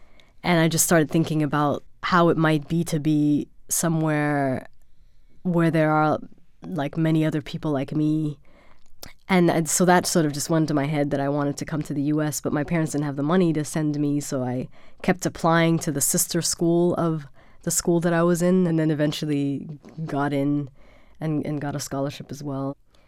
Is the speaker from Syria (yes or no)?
no; Germany; born or raised there